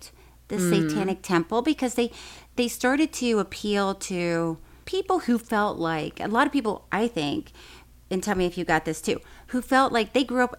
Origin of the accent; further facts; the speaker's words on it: Tallahassee, Florida, United States; Tallahassee, growing up in Tallahassee, it's a pretty conservative town